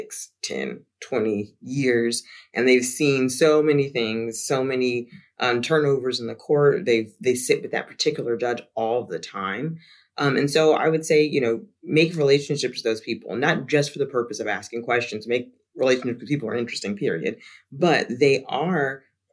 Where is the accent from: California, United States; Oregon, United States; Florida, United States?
Florida, United States; South; moved away; also born or lived in Jacksonville; I'm from South Florida too, just a while ago